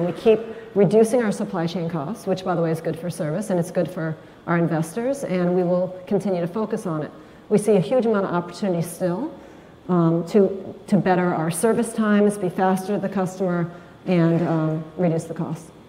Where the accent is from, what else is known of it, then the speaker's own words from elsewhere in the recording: Marin, California, United States; my hometown, Marin